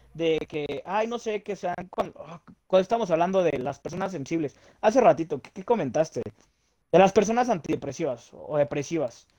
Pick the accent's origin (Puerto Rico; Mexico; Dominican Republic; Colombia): Mexico; somos los mexicanos